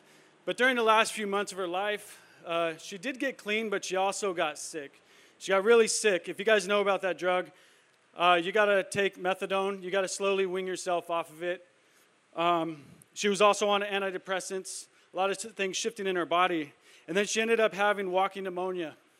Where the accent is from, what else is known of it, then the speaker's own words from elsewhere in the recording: El Cajon, California, United States; I grew up in El Cajon, went to school here, went to elementary school, middle school, high school